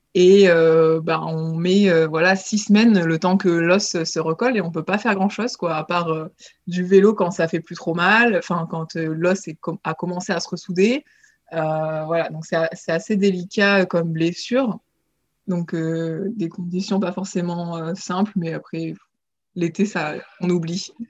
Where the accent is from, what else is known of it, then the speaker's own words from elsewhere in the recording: Nice, Provence-Alpes-Côte d'Azur, France; je, suis originaire de Nice, euh, là où j'ai commencé l'aviron grâce à mon papa